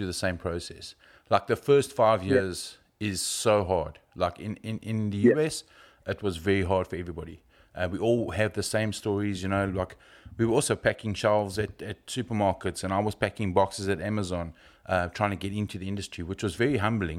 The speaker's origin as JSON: {"language": "English", "country": "South Africa", "moved": "yes", "said": "as a South African"}